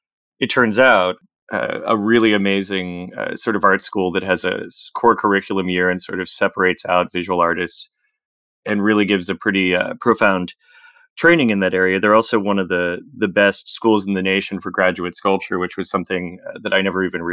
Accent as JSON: {"language": "English", "region": "Virginia", "country": "United States", "tie": "born or raised there", "said": "I grew up kind of in the Shenandoah Valley, between Winchester, Virginia, and Front Royal, Virginia, on a farm there, a small farm."}